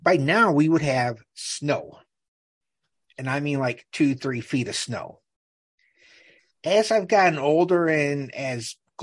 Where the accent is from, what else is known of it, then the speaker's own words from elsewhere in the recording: Great Plains, United States; I grew up on the Great Plains